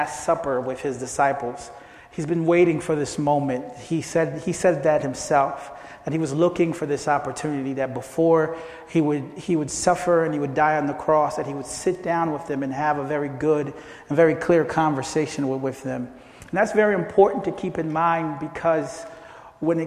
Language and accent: English; Philadelphia, Pennsylvania, United States; also born or lived in Haiti; I basically grew up in Philadelphia, and that's been my hometown ever since